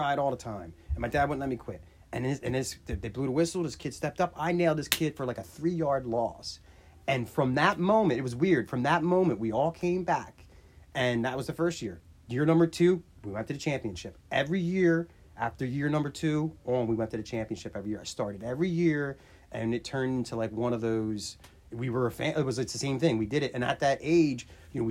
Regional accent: Williamstown, United States; I was from Williamstown

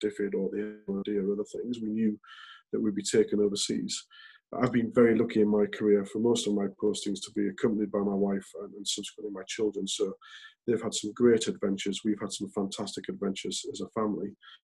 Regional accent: Hull, Yorkshire and the Humber, United Kingdom; moved away; as a kid growing up in Hull and going to state school

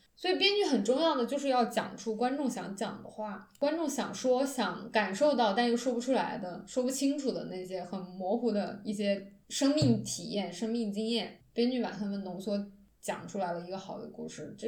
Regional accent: China; 我看韩剧是我作为一个中国人对精神代餐追求的一个结果。

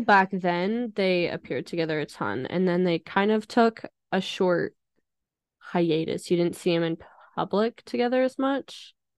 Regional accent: Idaho, United States; I am from Idaho and I don't like potatoes

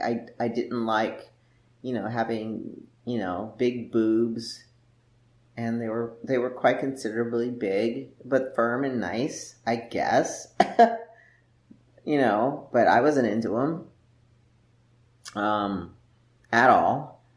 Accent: Las Vegas, Nevada, United States; And then when we moved to the Midwest, like I came from Las Vegas basically, and it was dry climate.

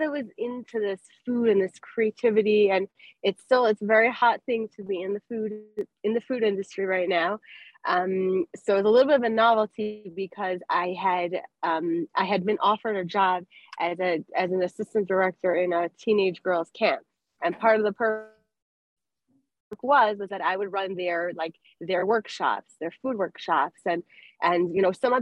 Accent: Denver, Colorado, United States; moved away; also born or lived in Miami, Florida / Lakewood, New Jersey; I grew up in Denver, Colorado. Then I moved to Miami.

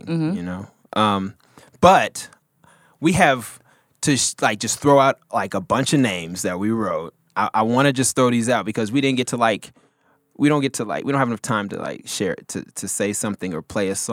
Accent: the South, Texas, United States; I'm from the South, and I'm talking about, like, Texas-wise

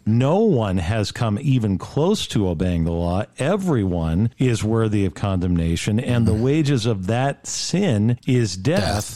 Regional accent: Rancho Cucamonga, California, United States; moved away as an adult; also born or lived in New York / Roxbury, New Jersey; I was raised here in Rancho Cucamonga

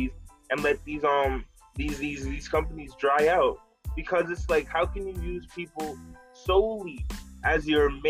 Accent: United States; as an American

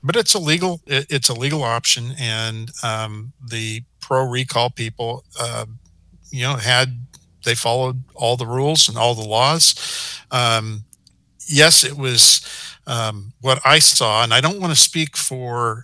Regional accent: Portland, Oregon, United States; I grew up in Portland

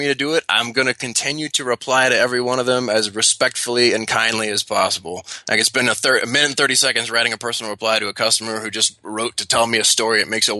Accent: Louisiana, United States; So I grew up in the South. I grew up in Louisiana. That means I was raised with manners.

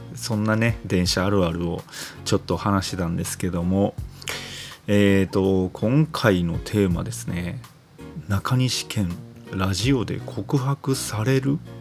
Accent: Sakurai, Nara, Japan; 出身の、奈良、奈良出身なんですけど、奈良出身の、あの、桜井中学っていう

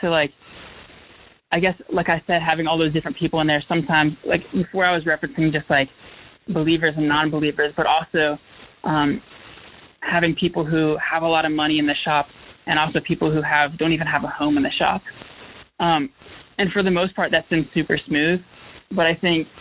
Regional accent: Raleigh, North Carolina, United States; moved away as an adult; now in Greensboro, United States; Growing up in Raleigh, there was a ton of, like, bakeries and coffee shops

